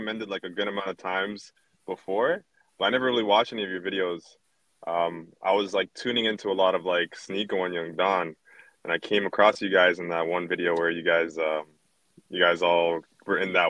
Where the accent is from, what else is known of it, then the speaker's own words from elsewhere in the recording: Canada; I was born here in Canada